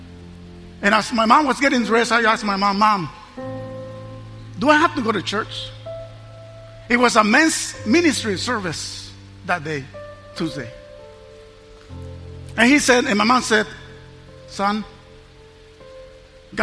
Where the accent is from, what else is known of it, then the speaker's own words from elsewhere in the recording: Mexico; I was raised in Mexico, San Luis, Mexico